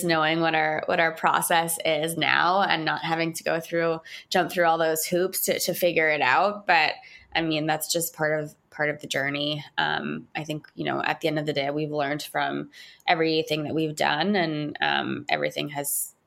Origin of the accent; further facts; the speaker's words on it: Montreal, Quebec, Canada; moved away as an adult; now in New York City, United States; I was born and raised in Montreal